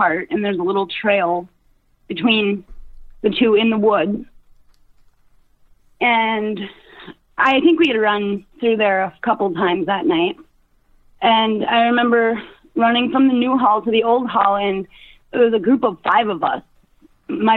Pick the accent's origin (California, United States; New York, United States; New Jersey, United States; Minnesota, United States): Minnesota, United States; Brimson; it was 1997, what would make me 12 years old, and Brimson, Minnesota.